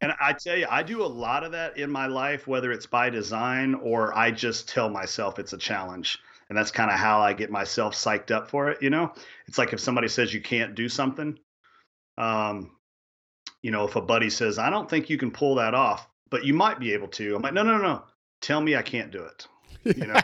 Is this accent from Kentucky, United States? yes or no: yes; Kentucky, United States; I grew up chasing turkeys in Kentucky